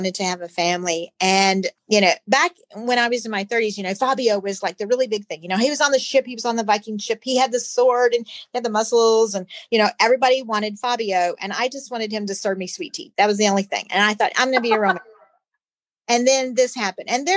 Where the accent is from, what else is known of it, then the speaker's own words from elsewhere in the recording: Rooster Run, Kentucky, United States; I am originally from Rooster Run, Kentucky, a little town in Nelson County, Bardstown